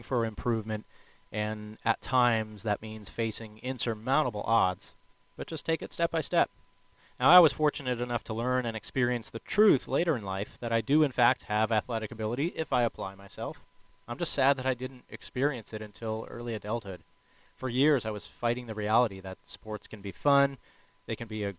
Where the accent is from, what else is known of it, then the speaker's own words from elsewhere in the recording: Chicago, Illinois, United States; now in Washington State, United States; I grew up in Chicago, Illinois